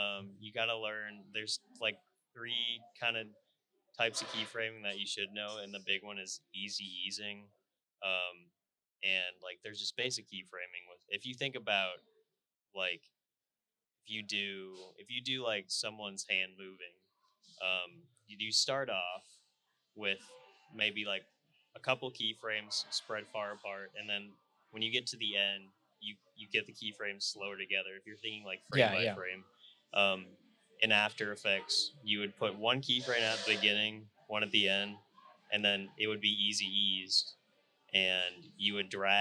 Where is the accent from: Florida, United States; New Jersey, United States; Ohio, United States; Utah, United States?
Utah, United States; Salt Lake City; stay in my hometown and work in Salt Lake